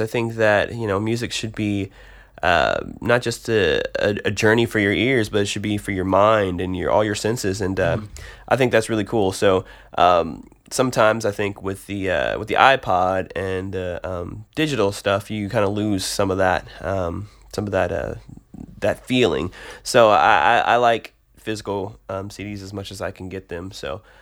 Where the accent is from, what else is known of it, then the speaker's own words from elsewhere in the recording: Detroit, Michigan, United States; moved away as an adult; also born or lived in Tulsa, Oklahoma; now in Nashville, United States; I grew up in Detroit. I uh, stayed there till I was about 18.